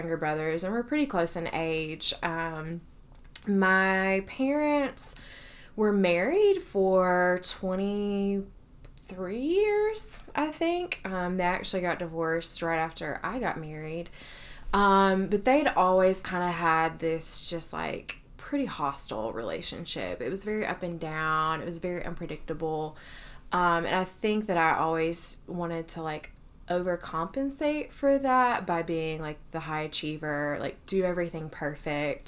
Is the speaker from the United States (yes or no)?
yes; Kentucky, United States; moved away as an adult; now in Athens, United States; I grew up in Kentucky, but found my way to Georgia through grad school.